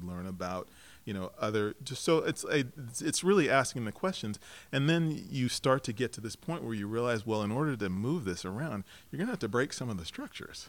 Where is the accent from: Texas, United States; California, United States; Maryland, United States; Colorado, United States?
Colorado, United States; Lakewood; now in Portland, United States; I grew up in Denver, suburb of Denver, mm-hmm. Colorado, mm-hmm. in Lakewood